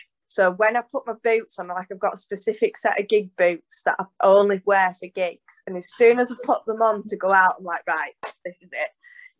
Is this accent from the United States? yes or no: no; Yorkshire and the Humber, United Kingdom; I'm a Yorkshire lass, I can't hide that.